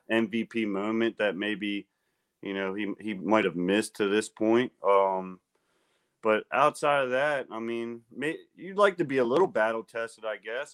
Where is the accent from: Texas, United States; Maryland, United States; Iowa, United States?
Maryland, United States; Baltimore; I'm from Baltimore